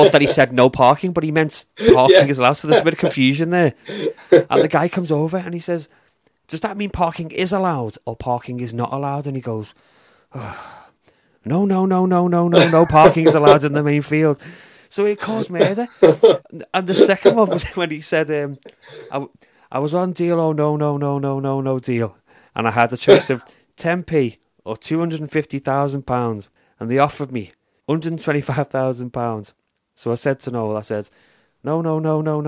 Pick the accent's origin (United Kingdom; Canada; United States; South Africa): United Kingdom; As a British fan of it